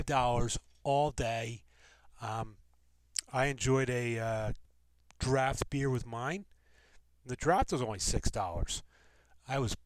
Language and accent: English; Delaware County, Pennsylvania, United States; also born or lived in Wilmington; I'm from the suburbs, from Wilmington, but I grew up in the Delco area